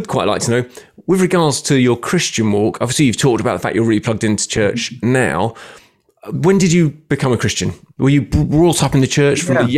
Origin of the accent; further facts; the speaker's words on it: London, United Kingdom; Being a Londoner